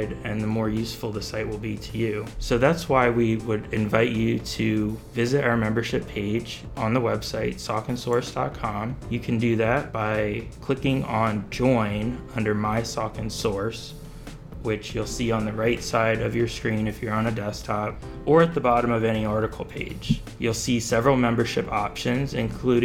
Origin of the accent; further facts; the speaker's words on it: Bethlehem, Pennsylvania, United States; growing up in Bethlehem